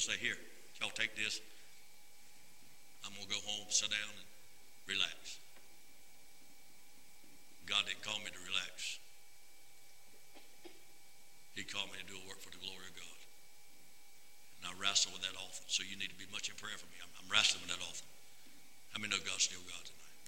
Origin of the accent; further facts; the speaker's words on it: North Carolina, United States; the old country boy that I am from North Carolina